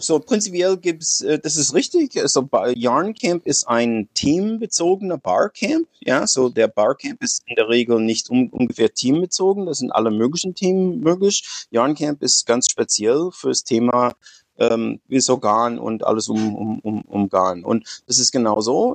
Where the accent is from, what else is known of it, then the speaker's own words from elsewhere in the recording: United States; German is a second language; moved away as an adult; now in Frankfurt, Germany; ich bin Amerikaner, ich bin äh, ungefähr 60, äh, ich wohne in Deutschland seit 30 Jahren.